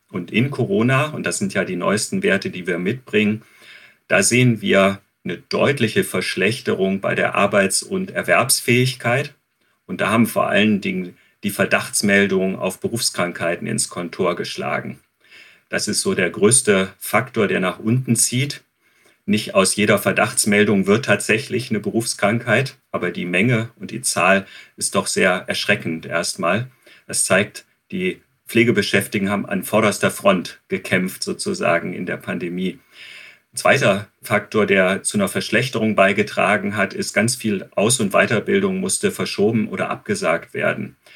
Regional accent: Germany; Wie steht es um die Alten und die Krankenpflege bei uns in Deutschland?

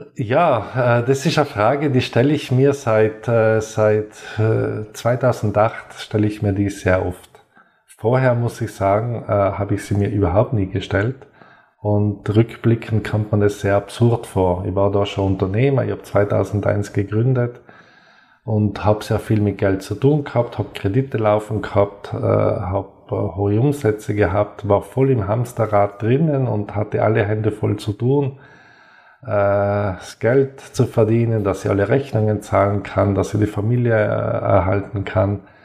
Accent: South Tyrol, Trentino-Alto Adige, Italy; Ich bin gebürtiger Südtiroler, auf einem Bergbahnhof aufgewachsen

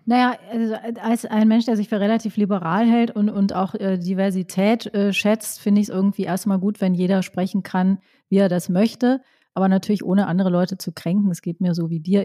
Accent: Rhineland, Germany; ich bin ja auch im Rheinland groß geworden

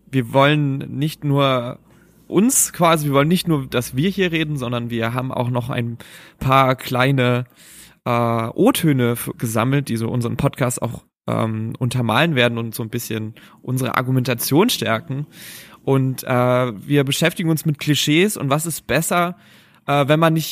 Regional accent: Frankfurt, Brandenburg, Germany; born there; ich komme gebürtig aus Frankfurt-Oder

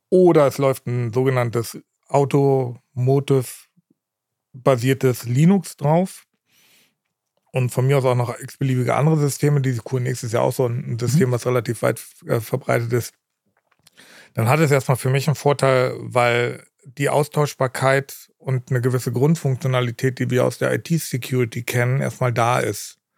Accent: Berlin, Germany; Ähm, ich komme ja ursprünglich aus Berlin und in Tegelort dann, äh, ist auch ein Teil meiner Familie ansässig.

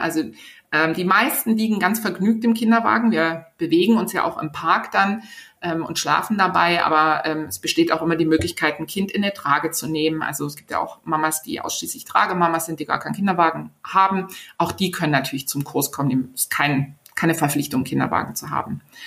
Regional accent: Berlin, Germany; in Berlin, also in meiner Heimatstadt

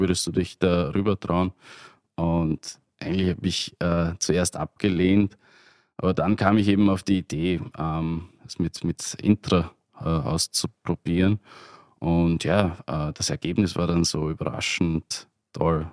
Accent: Burgenland, Austria; als Burgenländer

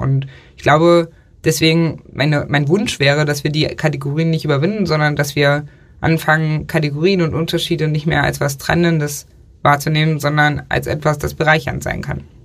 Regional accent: Saxony-Anhalt, Germany; Sachsen-Anhalt, wo ich herkomme, liegt der Katholikenanteil irgendwie bei 3,5 Prozent oder so

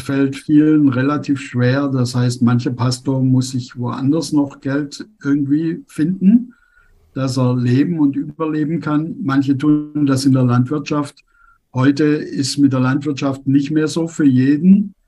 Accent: Germany; moved away as an adult; now in Tunduru, Tanzania; Als Deutsche

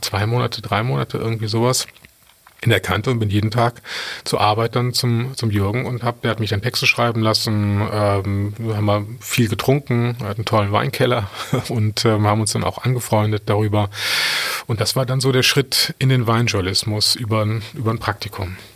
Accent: Cologne, North Rhine-Westphalia, Germany; also born or lived in Adelaide, Australia; ich als Kölner

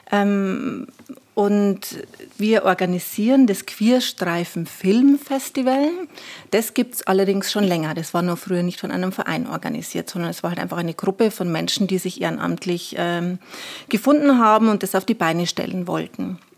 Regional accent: Weiden, Bavaria, Germany; now in Regensburg, Germany; ich bin zwar gebürtige Oberpfälzerin und äh, das sehr gerne.

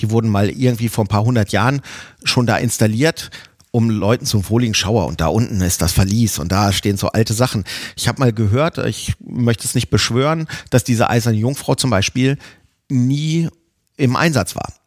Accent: near Hanover, Lower Saxony, Germany; Ich komme auch nicht direkt aus Hannover, von so einem kleinen Kaff direkt vor Hannover

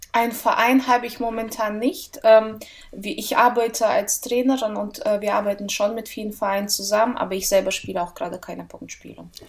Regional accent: Russia; moved away; Ich bin in Russland geboren und dort habe ich auch angefangen, Tennis zu spielen

